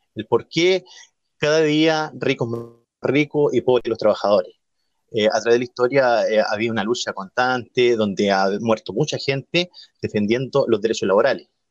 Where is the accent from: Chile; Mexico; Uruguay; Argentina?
Chile; Mulchén, Biobío; moved away as an adult; now in Nacimiento, Chile; yo soy oriundo de la comuna de Mulchen